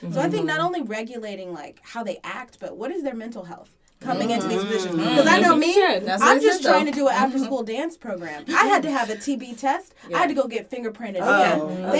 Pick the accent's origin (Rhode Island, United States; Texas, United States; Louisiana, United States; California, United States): Texas, United States; moved away; I'm from Texas